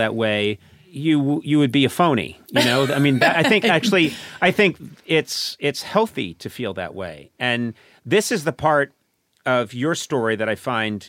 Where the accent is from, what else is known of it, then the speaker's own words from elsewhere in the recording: right outside Boston, Massachusetts, United States; now in Los Angeles, United States; I grew up right outside Boston, Massachusetts, I knew who everybody was in the neighborhood